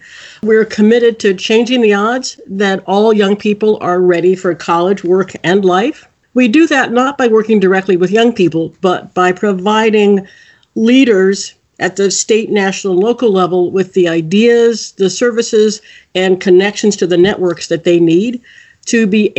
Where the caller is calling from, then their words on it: Washington, District of Columbia, United States; I'm calling in from Washington, D.C., which is where our headquarters are.